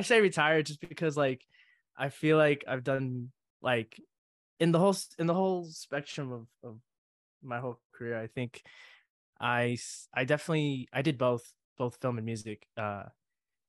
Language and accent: English; Carson, California, United States; I am from Carson, California, the South Bay of Los Angeles